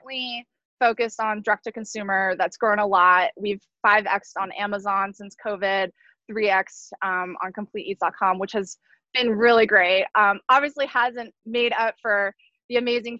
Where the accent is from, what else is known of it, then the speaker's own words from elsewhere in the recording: San Diego, California, United States; a small co-packer, family owned in my hometown of San Diego